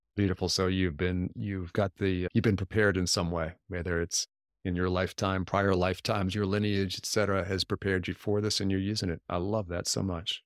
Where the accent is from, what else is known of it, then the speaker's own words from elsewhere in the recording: United States; first language English; I'm a typical American, I can only speak English